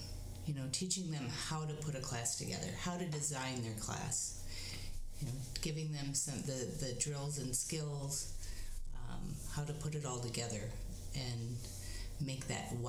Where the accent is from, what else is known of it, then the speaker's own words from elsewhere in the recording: Bradford, Pennsylvania, United States; And in my hometown, small hometown of Bradford, we had no spinning around.